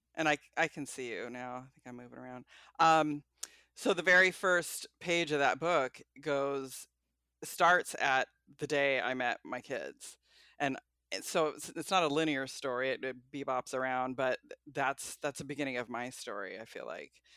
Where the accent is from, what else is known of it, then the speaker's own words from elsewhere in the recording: Portland, Oregon, United States; moved away as an adult; now in Manzanita, United States; I am from Portland